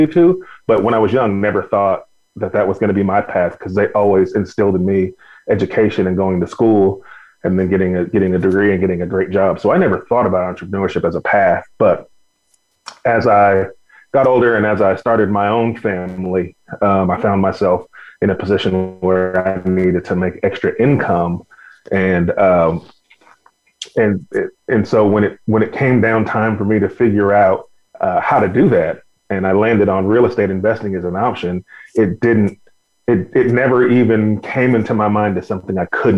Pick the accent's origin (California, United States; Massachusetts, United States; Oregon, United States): California, United States; Bakersfield; born and raised in Bakersfield, California